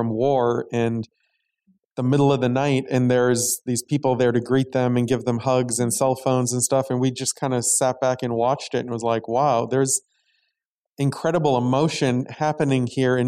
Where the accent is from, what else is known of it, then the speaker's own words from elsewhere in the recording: Maine, United States; I grew up in Maine